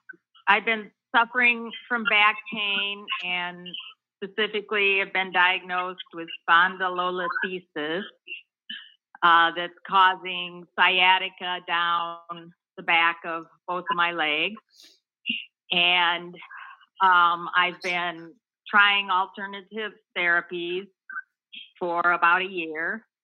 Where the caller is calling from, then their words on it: Palatine, Illinois, United States; I'm calling from Palatine, Illinois.